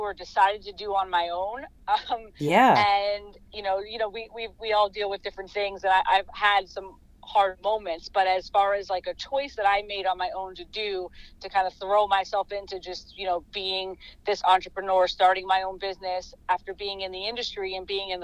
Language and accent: English; Metuchen, New Jersey, United States; my hometown of Metuchen